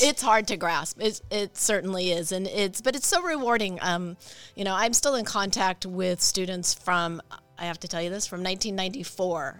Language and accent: English; Idaho, United States; moved away as an adult; also born or lived in Walla Walla, Washington / Arizona; I was born in Idaho, went to college in Washington, moved to Arizona